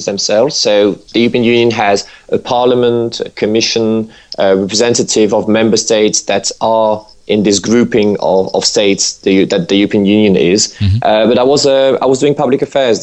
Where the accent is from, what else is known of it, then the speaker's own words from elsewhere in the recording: Normandy, France; English is a second language; moved away as an adult; also born or lived in Canada; now in London, United Kingdom; I really was born and bred in Normandy